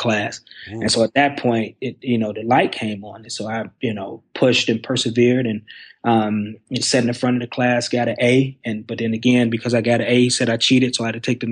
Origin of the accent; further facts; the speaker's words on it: Detroit, Michigan, United States; moved away as an adult; also born or lived in Cleveland, Mississippi; now in Missouri, United States; I'm born and raised in Detroit, Michigan